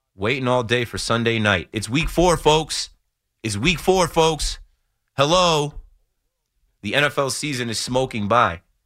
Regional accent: New Jersey, United States; I'm from New Jersey.

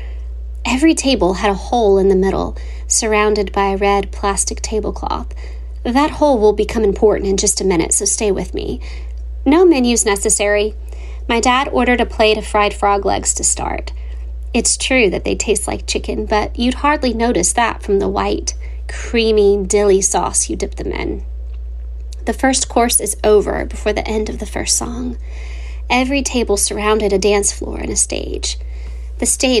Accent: Lafayette, Louisiana, United States; To find my hometown, head south. Once you get there, go further south and you'll find Lafayette, Louisiana.

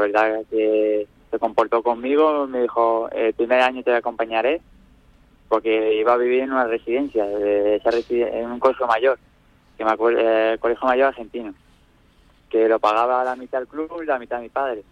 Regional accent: Nerja, Andalusia, Spain; Nerja, mi pueblo

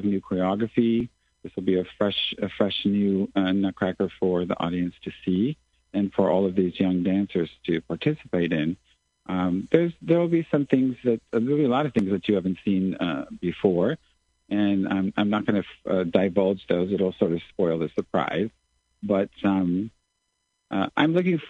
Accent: San Diego, California, United States; moved away as an adult; also born or lived in Southern Africa / Southeast Asia / Manila, Philippines; I'm from San Diego, California, originally, and that's where I had all my training

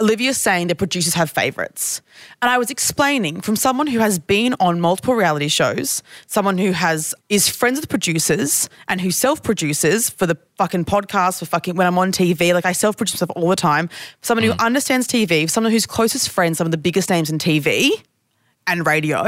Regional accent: Queensland, Australia; this is just how I speak because I'm from Queensland

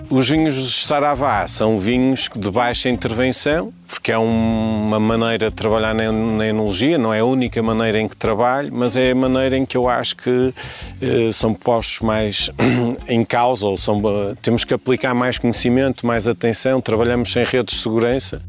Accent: Douro, North, Portugal; also born or lived in Minho; now in Ponte de Lima, Portugal; já estudei cá, já estou cá a viver há muito tempo, tenho uma costela minhota, mas nasci no Douro

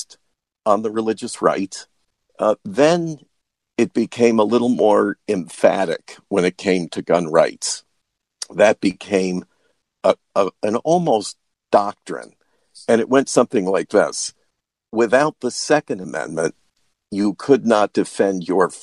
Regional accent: New York, United States; moved away as an adult; also born or lived in Washington, D.C.; I grew up in New York State

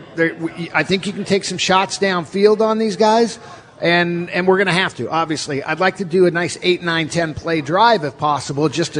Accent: Orange County, California, United States; now in Seattle, United States; I grew up in Orange County

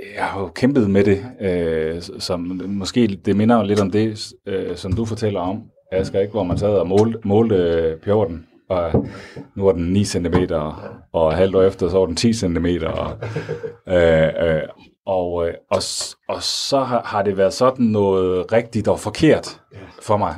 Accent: North Jutland, North Denmark Region, Denmark; den kultur, jeg er vokset op i i Nordjylland

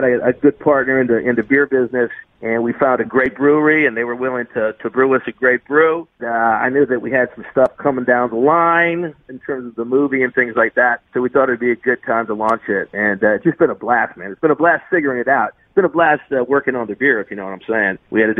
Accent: South Bend, Indiana, United States; moved away as an adult; I grew up in South Indiana

